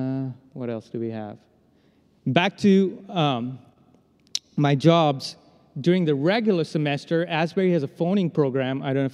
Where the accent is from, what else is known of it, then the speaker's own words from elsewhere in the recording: India; As a phoner, I was really good at it, you know, because I'm Indian.